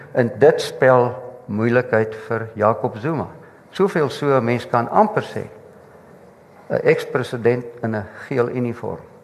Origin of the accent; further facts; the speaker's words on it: Mpumalanga, South Africa; ek kom van Mpumalanga af